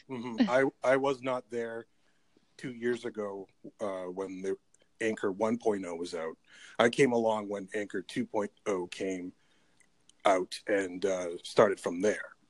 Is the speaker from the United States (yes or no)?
no; Canada; I'm Canadian